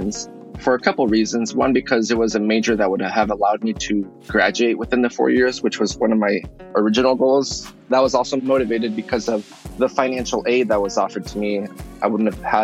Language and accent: English; Yakima, Washington, United States; moved away as an adult; also born or lived in Guadalajara, Jalisco, Mexico / Seattle, Washington; I was born in Guadalajara, Jalisco, Mexico. But my family moved to the U.S. when I was 2 years old, and I was raised in Yakima, Washington